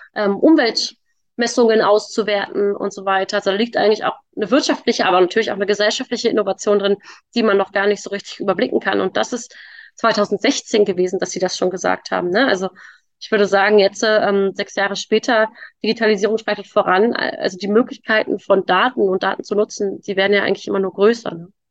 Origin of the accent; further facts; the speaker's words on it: Berlin, Germany; Also ich komme aus Berlin